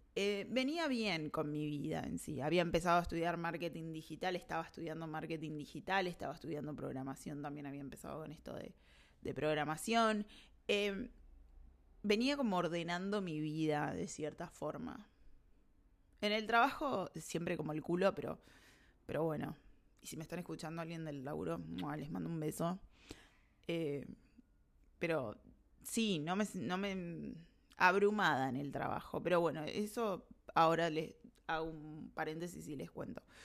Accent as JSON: {"language": "Spanish", "region": "Montevideo", "country": "Uruguay", "moved": "as an adult", "lives_now": "Argentina", "said": "sé que me voy a volver a Uruguay, sé que me voy a volver a Montevideo"}